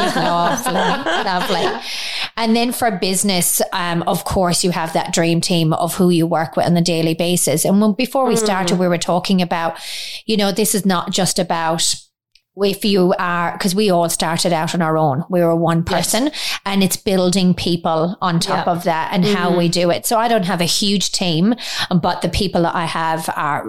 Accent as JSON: {"language": "English", "country": "Ireland", "moved": "yes", "lives_now": "Australia", "said": "we're both Irish, so we don't have any family here."}